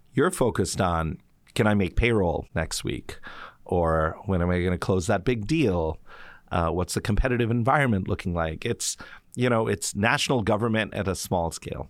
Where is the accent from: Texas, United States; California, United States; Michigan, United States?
California, United States; Mountain View; also born or lived in New York; I grew up in Mountain View, California. I was born there